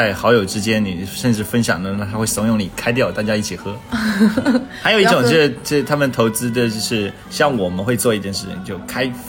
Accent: China; 我们其实中国人很喜欢雅、柔顺、舒服、愉悦。

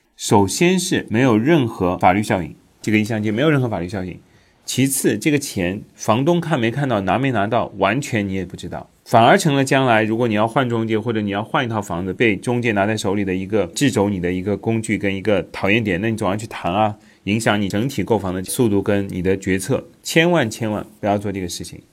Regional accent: China; 咱们国家

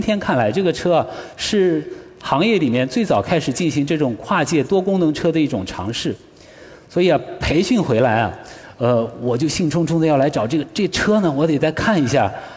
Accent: China; 我们中国人， 中国团队

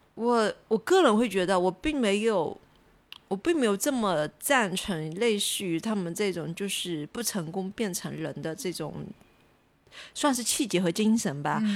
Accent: southern China, China; 作为一个南方人

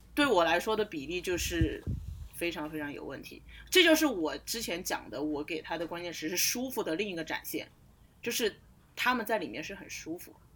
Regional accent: Sichuan, China; 我们这种四川盆地里出来的人

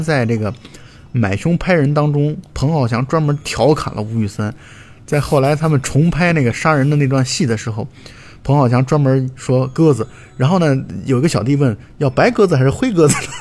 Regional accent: China; 我们东方人或者我们中国人可能更喜欢的是《英雄本色》和《纵横四海》

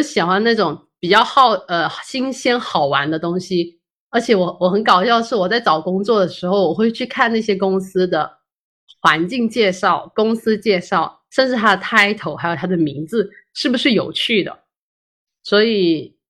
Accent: Shenzhen, Guangdong, China; moved away as an adult; now in Zhongshan, China; 从小在深圳长大，然后也在深圳读书，大学的时候也在广州。我后来大学毕业之后也回到深圳工作了，有四五年吧。

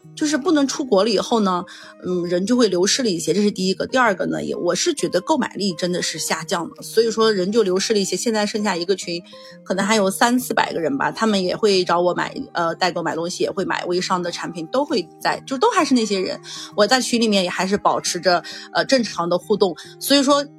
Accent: Yunnan, China; 因为我是云南人，我觉得我们云南还是 不流行的

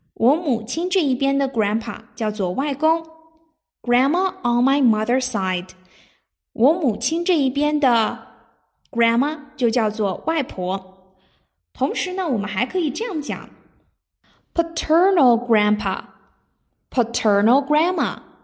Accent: China; 我们中国人

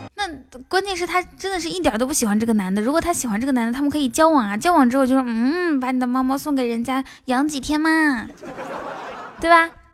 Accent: Inner Mongolia, China; 我是内蒙古的

